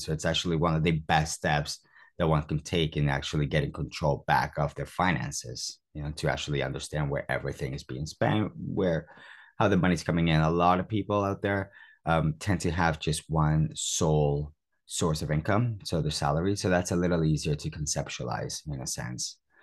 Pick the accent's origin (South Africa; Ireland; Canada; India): Canada; Toronto, Ontario; moved away as an adult; also born or lived in Cuba; now in United Kingdom; I was born in Cuba. So since I was nine years old, I've, I've had a computer when I migrated to Toronto, Canada